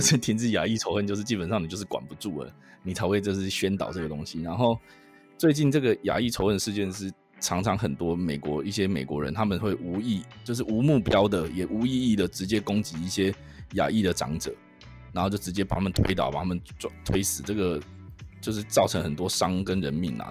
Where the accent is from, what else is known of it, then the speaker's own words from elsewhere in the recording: Taiwan; also born or lived in Wisconsin; 我们 身为台湾人